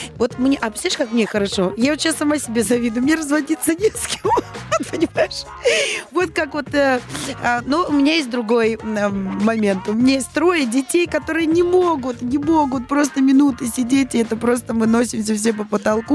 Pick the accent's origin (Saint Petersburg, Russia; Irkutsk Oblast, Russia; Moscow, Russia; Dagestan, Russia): Saint Petersburg, Russia; moved away as an adult; я родилась и выросла в Санкт-Петербурге, да, и мама моя там, и бабушка